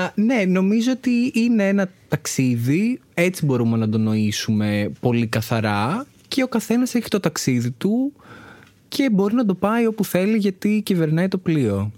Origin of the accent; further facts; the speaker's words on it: Athens, Attica, Greece; μεγάλωσα στην Αθήνα